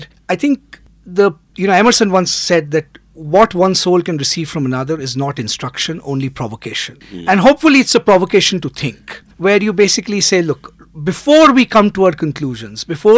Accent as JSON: {"language": "English", "country": "India", "also_born_or_lived": "United States / England", "moved": "as an adult", "said": "we moved back to India from the United States after having lived in the US for 14 years and before that 3 years in England"}